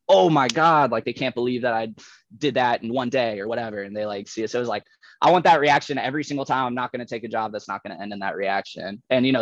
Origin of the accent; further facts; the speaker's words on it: Satellite Beach, Florida, United States; also born or lived in St. Augustine, Florida; I grew up in Satellite, like right down the street from Cocoa Beach